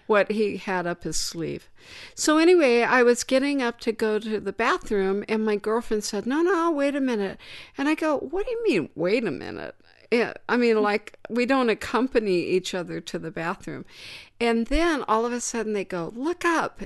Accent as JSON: {"language": "English", "town": "Danville", "country": "United States", "tie": "born or raised there", "said": "my hometown, Danville"}